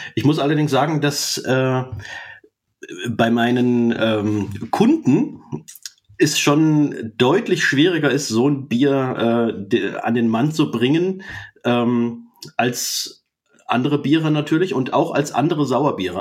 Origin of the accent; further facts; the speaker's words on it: near Fulda, East Hesse, Germany; moved away as an adult; now in Jena, Germany; bin ursprünglich aus Osthessen, aus der Nähe von Fulda, dort aufgewachsen und die ersten 22 Jahre meines Lebens habe ich dort verbracht